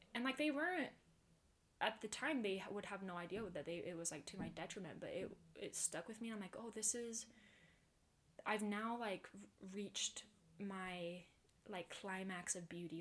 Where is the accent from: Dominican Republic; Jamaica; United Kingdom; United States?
United States; Pleasant Grove, Utah; I'm from Pleasant Grove, and I've woo, lived woo. here my whole life.